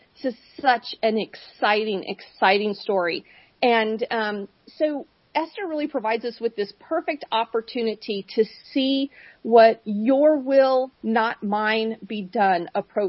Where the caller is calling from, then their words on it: Boise, Idaho, United States; I'm calling in from Boise, Idaho